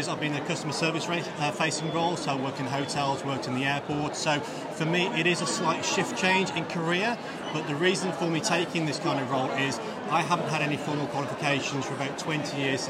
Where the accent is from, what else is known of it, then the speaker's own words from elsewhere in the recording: the Black Country, West Midlands, United Kingdom; I'm from the Black Country anyway, so I kind of know a little bit about the local area